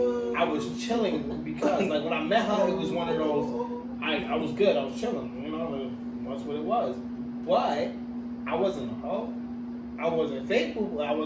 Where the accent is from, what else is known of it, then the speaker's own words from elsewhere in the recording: New York City, New York, United States; Like, I'm from the Bronx.